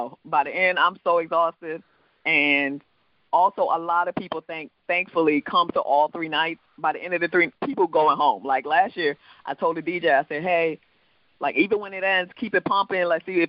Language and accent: English; U.S. Virgin Islands; accent: island; now in United States; You know, I'm actually from the Virgin Islands, so I have an island accent. My true accent is an island accent